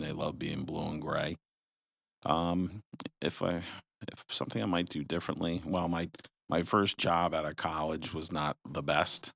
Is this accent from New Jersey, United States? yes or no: yes; Jersey Shore, New Jersey, United States; moved away; I'm originally from the Jersey Shore